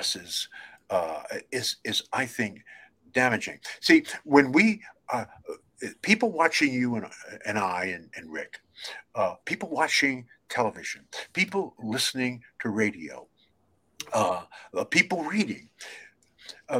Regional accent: New York City, New York, United States; growing up in Brooklyn, New York

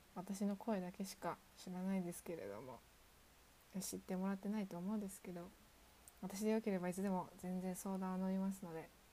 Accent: Kansai, Japan; 地元の関西で行けるところ今の住んでいる実家から行けるところ

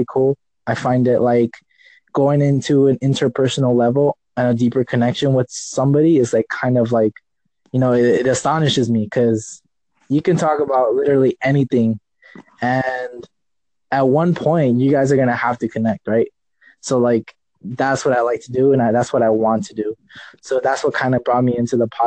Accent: Los Angeles, California, United States; I'm from California, Los Angeles

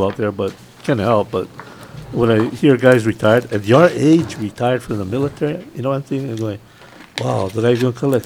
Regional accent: Oahu, Hawaii, United States; I grew up in Oahu

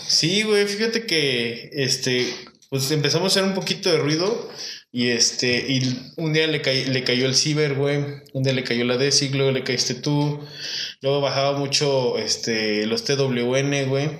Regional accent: Irapuato, Guanajuato, Mexico; mi pueblo, Irapuato, Guanajuato

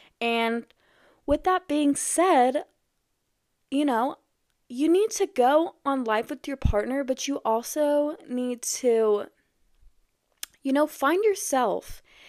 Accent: Iowa, United States; born there; also born or lived in Texas / New Mexico / Arkansas; now in Missouri, United States; I was born in Iowa, and then I moved to Texas, the DFW area, and then I moved to New Mexico, then moved back to DFW, then to Arkansas, and now I'm in Missouri.

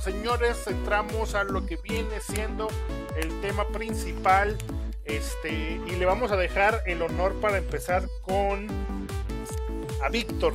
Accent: Aguascalientes, Mexico; Nosotros somos de Aguascalientes

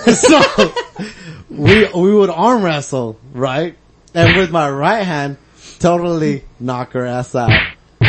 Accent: Torrance, California, United States; I was born in Torrance Memorial.

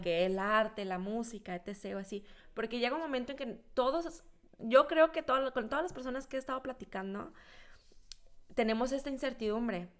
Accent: Mexico; moved away; also born or lived in central Mexico; en México, pues yo vivía en la última esquina y cuando me fui al centro de México

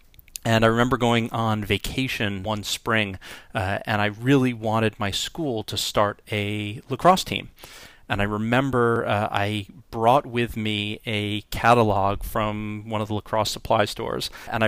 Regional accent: New York, United States; I was born in New York on the North Shore of Long Island, and as many people have said, I am fortunate that potentially that I left without without the accent. But I grew up on the North Shore of Long Island.

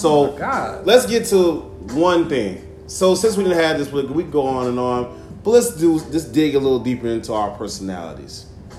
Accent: Chicago, Illinois, United States; I'm a Chicago kid through and through. Grown and raised.

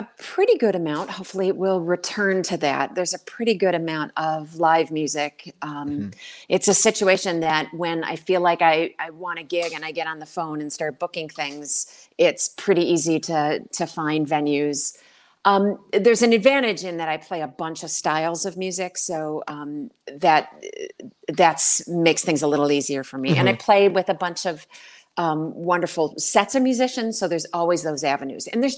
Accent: Wales, New York, United States; moved away as an adult; also born or lived in Indiana / Nashville, Tennessee; I grew up in Buffalo. I grew up outside of Buffalo. I went grew up in the town of Wales

